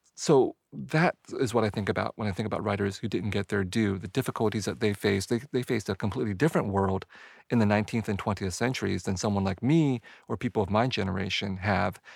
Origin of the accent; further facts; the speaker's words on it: San Jose, California, United States; also born or lived in Vietnam; growing up in San Jose, California, as a kid and as an adolescent